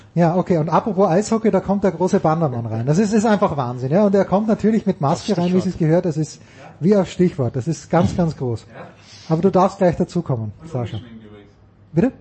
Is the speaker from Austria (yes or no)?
yes; Austria; moved away; ich bin ja Österreicher